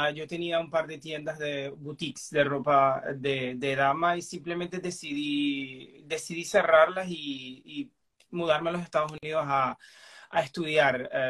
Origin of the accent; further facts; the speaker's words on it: Zulia, Venezuela; moved away as an adult; also born or lived in Middle East; now in United States; muchos estados de Venezuela. Luego vivimos en el Medio Oriente un par de años, pero puedo decir que me crié en Zulia.